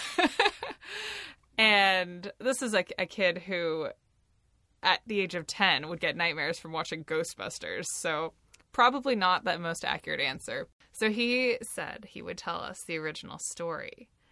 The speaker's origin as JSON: {"language": "English", "region": "Pacific Northwest", "country": "United States", "tie": "born or raised there", "said": "I grew up in the Pacific Northwest"}